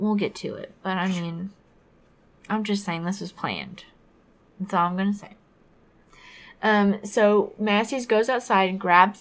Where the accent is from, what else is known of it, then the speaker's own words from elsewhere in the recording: Fort Walton Beach, Florida, United States; my hometown of Fort Walton Beach, it is very much a military town